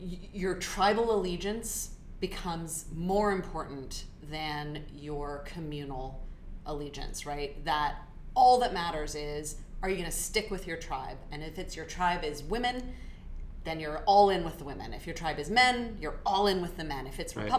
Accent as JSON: {"language": "English", "country": "United States", "said": "look at me as an American"}